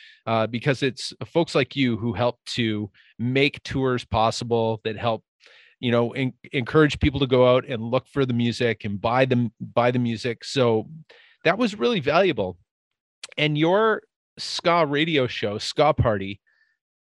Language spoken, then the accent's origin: English; Winnipeg, Manitoba, Canada; I'm a guy from Winnipeg.